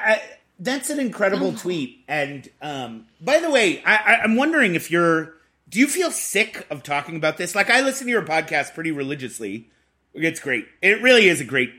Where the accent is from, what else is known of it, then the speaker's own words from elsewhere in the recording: Boston, Massachusetts, United States; I'm from Boston